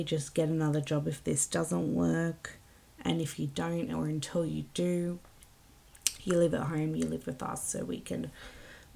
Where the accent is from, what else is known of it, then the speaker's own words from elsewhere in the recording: Wollongong, New South Wales, Australia; I'm from Wollongong